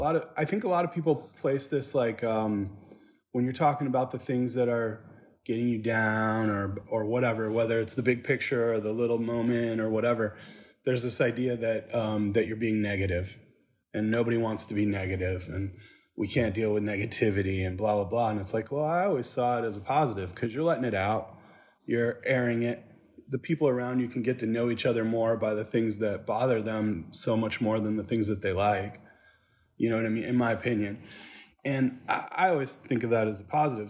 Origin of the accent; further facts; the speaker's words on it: Saginaw, Michigan, United States; now in Nashville, United States; I grew up in Saginaw, Michigan